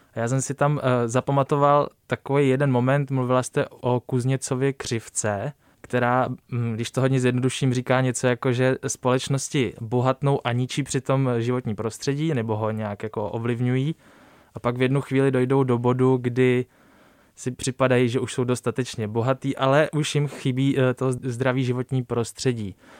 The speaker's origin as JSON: {"language": "Czech", "town": "Písek", "region": "South Bohemian Region", "country": "Czechia", "said": "já jsem shodou okolností z Písku"}